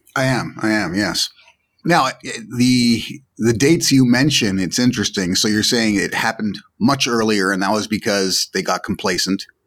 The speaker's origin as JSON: {"language": "English", "country": "Canada", "tie": "born or raised there", "said": "I have Jamaican heritage, but I grew up in Canada"}